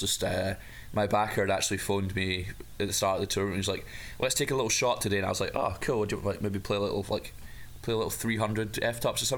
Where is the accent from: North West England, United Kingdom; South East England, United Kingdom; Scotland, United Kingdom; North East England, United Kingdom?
Scotland, United Kingdom; Dumfries; back in my my hometown of Dumfries